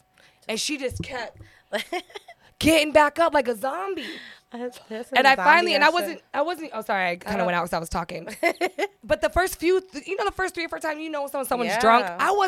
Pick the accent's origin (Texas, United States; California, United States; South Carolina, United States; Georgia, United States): California, United States; San Diego; I grew up in Southeast San Diego, so I grew up with hood shit.